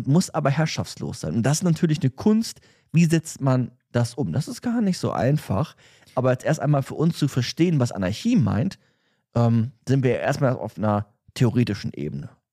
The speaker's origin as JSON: {"language": "German", "country": "Germany", "said": "wir als Deutsche, die jetzt in Deutschland leben"}